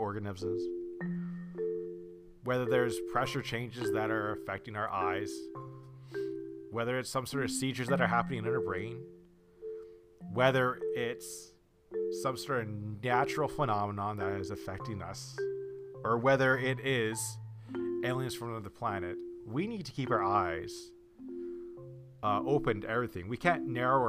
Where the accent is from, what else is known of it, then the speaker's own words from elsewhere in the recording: Canada; I'm from Canada